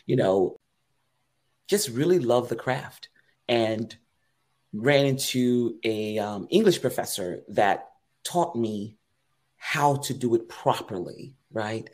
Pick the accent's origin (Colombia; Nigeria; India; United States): United States; Eatonville, Florida; Growing up in Eatonville, Florida, the oldest Black-owned and operated city in the country. I like to say that because that's my town.